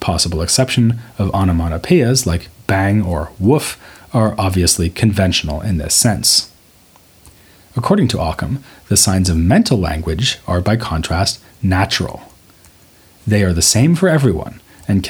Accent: United States; As an American

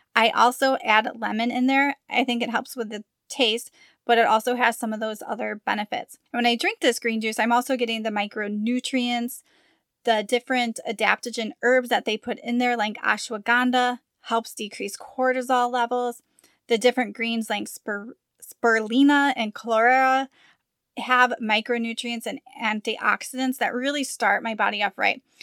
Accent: Midwest, United States; moved away as an adult; now in Arizona, United States; We're from the Midwest

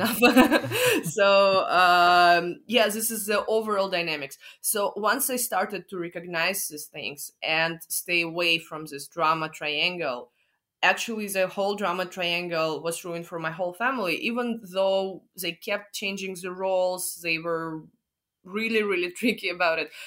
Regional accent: Moscow, Russia; I'm from Moscow

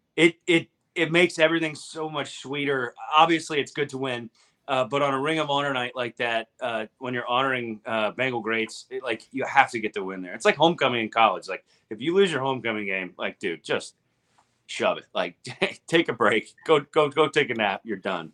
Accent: Ohio, United States; I'm freaking hillbilly from Ohio

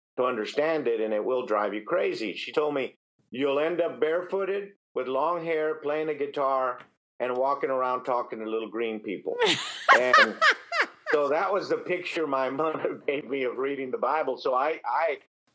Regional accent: Harlingen, Texas, United States; I grew up in South Texas. I grew up down in Harlingen, Texas

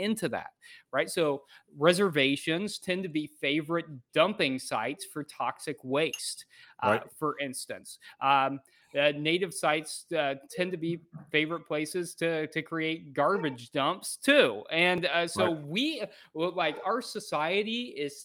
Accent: Missouri, United States; I grew up in Missouri, an hour from Oklahoma

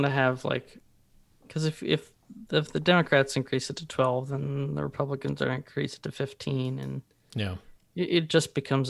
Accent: Philadelphia, Pennsylvania, United States; from Philly, your host for this evening's edition of the Alliance Party After Dark.

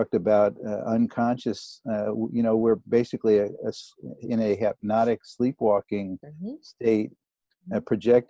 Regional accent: New York City, New York, United States; now in Maui, United States; I grew up in New York City.

